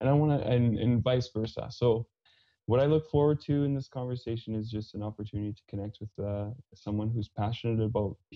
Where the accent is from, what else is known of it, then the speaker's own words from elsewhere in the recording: Saskatchewan, Canada; accent: Fransaskois; first language French; English is a second language; now in Calgary, Canada; I grew up on a small farm half an hour east of Saskatoon in Saskatchewan, and grew up very sheltered, and speaking French is my first language.